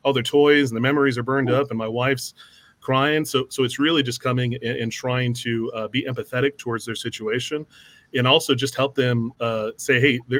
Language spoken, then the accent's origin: English; San Antonio, Texas, United States; I grew up in San Antonio